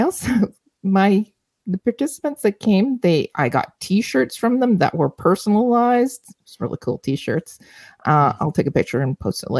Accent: Canada; Canadians, we

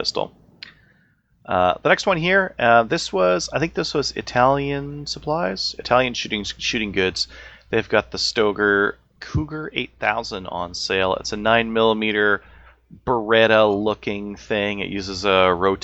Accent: Canada; as a Canadian.

